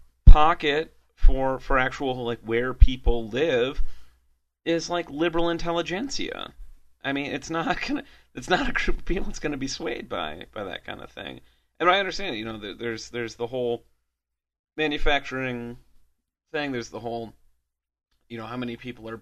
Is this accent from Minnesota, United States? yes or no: no; Detroit, Michigan, United States; moved away as an adult; now in Fort Collins, United States; I grew up in Michigan.